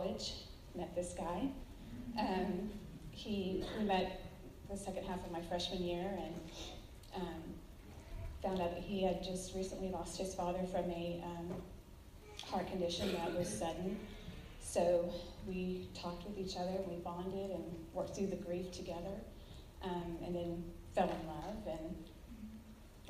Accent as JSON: {"language": "English", "town": "Enid", "region": "Oklahoma", "country": "United States", "tie": "born or raised there", "said": "I grew up here in Enid, Oklahoma."}